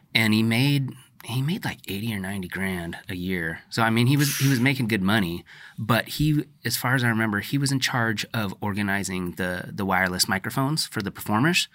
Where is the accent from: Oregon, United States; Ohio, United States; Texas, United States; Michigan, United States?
Oregon, United States; The Dalles; you and I grew up in the Dalles